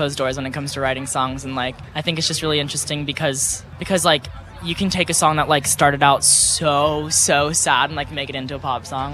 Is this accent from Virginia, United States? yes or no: no; Texas, United States; I grew up in Texas